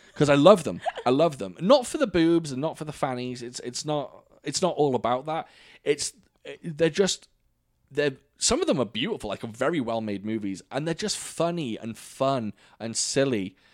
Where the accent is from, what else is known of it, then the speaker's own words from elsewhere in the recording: United Kingdom; now in United States; I have to be the only British person